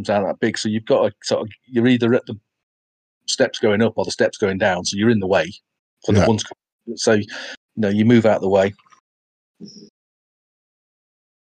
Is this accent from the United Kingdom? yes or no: yes; United Kingdom; I'm from the UK